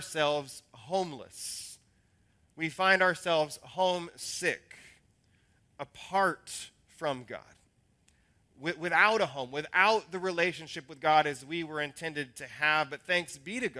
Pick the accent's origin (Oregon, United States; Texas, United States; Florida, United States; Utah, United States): Oregon, United States; Salem; the hometown that I remember is Salem, which is a radically different city now than it was when it was my childhood hometown